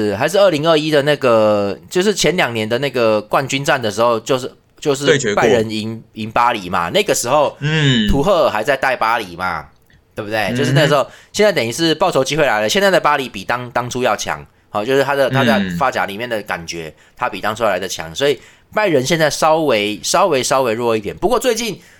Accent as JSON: {"language": "Chinese", "country": "Taiwan", "said": "我们台湾人"}